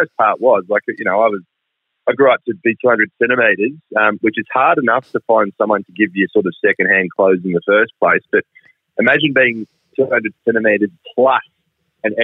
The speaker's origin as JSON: {"language": "English", "town": "Wyndham Vale", "region": "Victoria", "country": "Australia", "tie": "born or raised there", "also_born_or_lived": "Port Macquarie", "said": "I've grew up out here most of my life in Wyndham."}